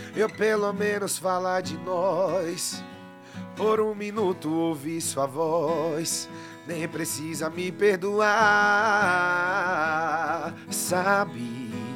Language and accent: Portuguese; Guarujá, São Paulo, Brazil; eu morei minha vida inteira no Guarujá